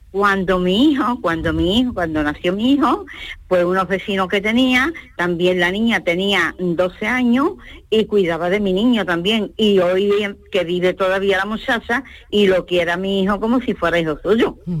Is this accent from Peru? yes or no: no; Alcalá de Guadaíra, Andalusia, Spain; also born or lived in Seville; empecé con 11 años y cuidaba niños. Después en Sevilla, eso fue en aquí en Alcalá de Guadaira